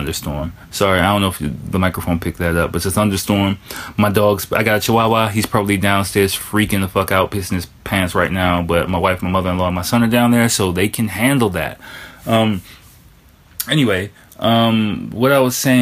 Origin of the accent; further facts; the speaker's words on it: Washington, District of Columbia, United States; moved away as an adult; now in Tokyo, Japan; I'm from Washington, D.C.